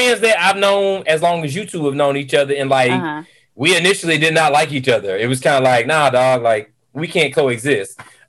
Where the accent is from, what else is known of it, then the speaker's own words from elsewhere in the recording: Atlanta, Georgia, United States; also born or lived in Marietta / Woodstock; So I am from Atlanta. Family is from Atlanta. However, at, I think, what, eight, mm-hmm. I moved to Marietta.